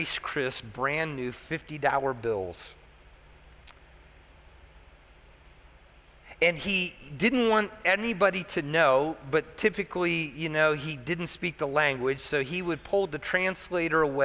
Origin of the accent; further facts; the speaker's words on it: United States; as an American, you know, our American mindset